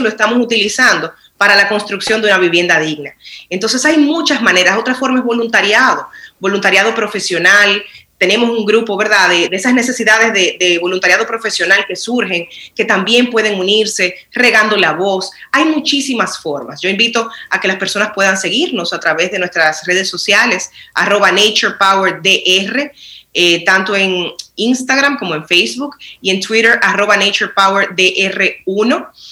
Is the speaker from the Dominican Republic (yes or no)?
yes; Dominican Republic; como nación